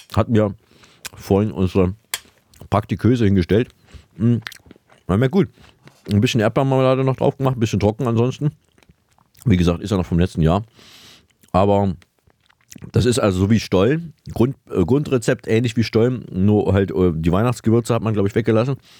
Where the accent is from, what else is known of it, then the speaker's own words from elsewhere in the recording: Saalfeld, Thuringia, Germany; moved away; in meiner Heimatstadt nach Saalfeld